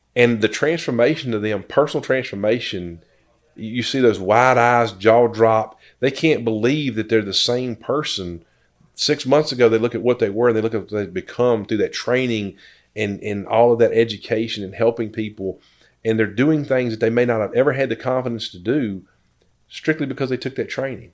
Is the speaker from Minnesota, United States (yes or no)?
no; Danville, Virginia, United States; I was born and raised here in Danville, graduated from GW